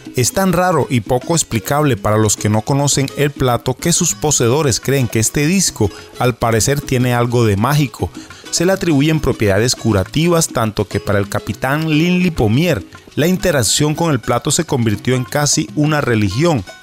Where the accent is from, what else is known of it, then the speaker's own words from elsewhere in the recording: San Andrés, Providencia and Santa Catalina, Colombia; accent: raizal; desde la isla de San Andrés, con una de nuestras acostumbradas historias contadas con nuestro propio acento raizal